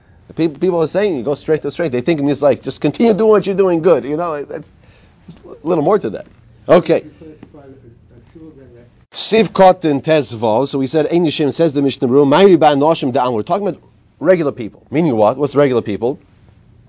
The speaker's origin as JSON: {"language": "English", "country": "United States", "said": "I'm this American"}